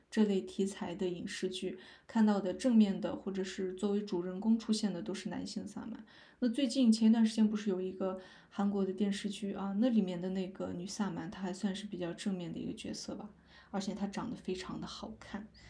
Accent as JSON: {"language": "Chinese", "region": "Northeast China", "country": "China", "moved": "yes", "said": "我是东北的"}